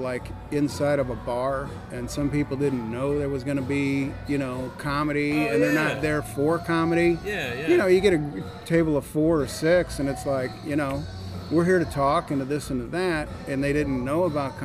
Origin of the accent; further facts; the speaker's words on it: St. Louis, Missouri, United States; moved away as an adult; now in Michigan, United States; I'm born and raised in St. Louis, but I'm stationed over in Michigan now